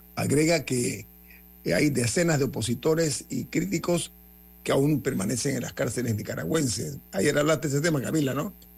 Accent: Panama; yo como panameño

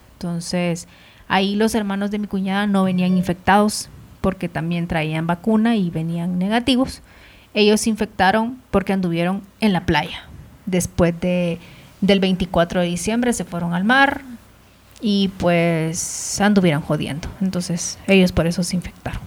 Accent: El Salvador; born or raised there; now in Guatemala

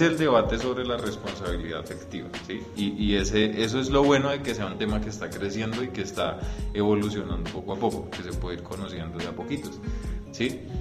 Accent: Colombia; nosotros como colombianos

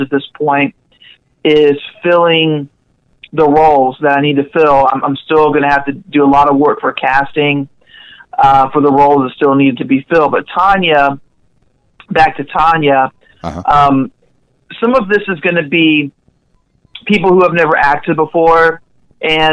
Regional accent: Panama City, Florida, United States; also born or lived in Jackson, Mississippi; my hometown of Panama City

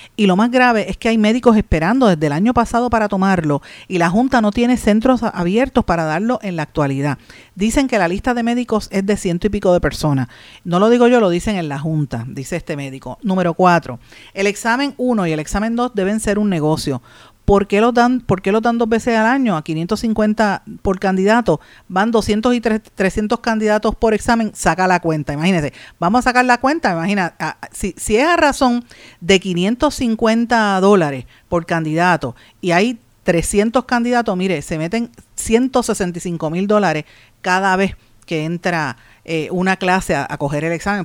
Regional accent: Puerto Rico; representando a nuestro país

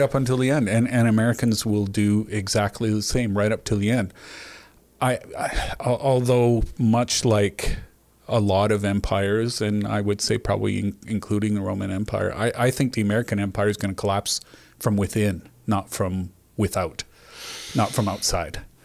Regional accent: Canada; as a Canadian

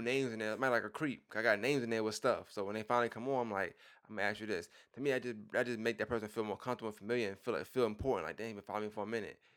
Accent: New York, United States; I'm from New York

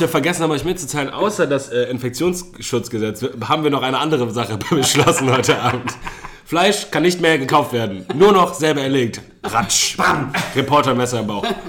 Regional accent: Germany; wir als Deutsche

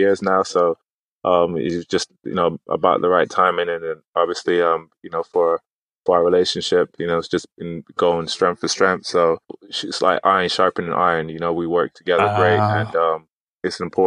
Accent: United States; also born or lived in Manchester, United Kingdom; I was raised in the States

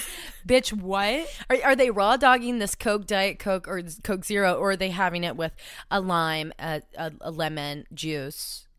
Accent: Cleveland, Tennessee, United States; I grew up in Cleveland, Tennessee

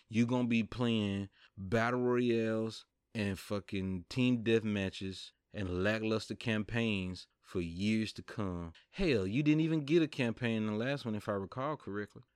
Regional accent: the South, United States; I'm from the South

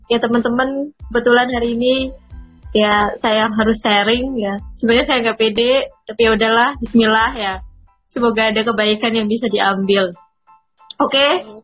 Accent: Jember, East Java, Indonesia

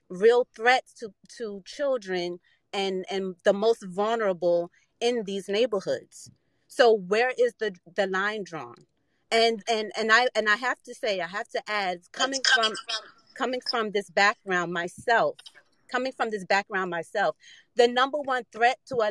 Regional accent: Washington, District of Columbia, United States; I'm from Washington, D.C., which ironically is the capital of the United

